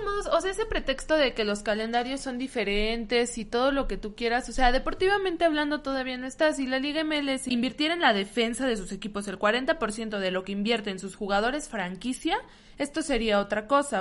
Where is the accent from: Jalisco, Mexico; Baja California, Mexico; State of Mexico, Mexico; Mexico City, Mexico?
Mexico City, Mexico; somos chilangos